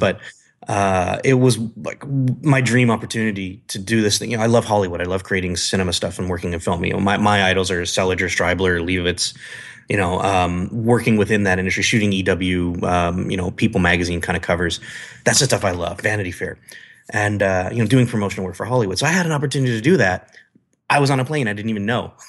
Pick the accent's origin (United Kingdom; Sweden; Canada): Canada; moved away as an adult; also born or lived in San Diego / Las Vegas / Chicago; now in California, United States; I'm from Canada. Yeah, I know, snow, I grew up with it